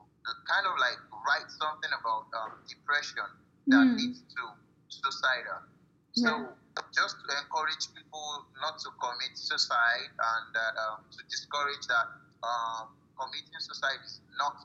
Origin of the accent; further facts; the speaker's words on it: Nigeria; I'm a Nigerian, West African.